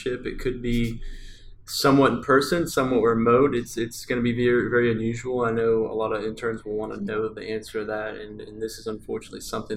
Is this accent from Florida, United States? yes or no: no; Texas, United States; also born or lived in London; I was from Texas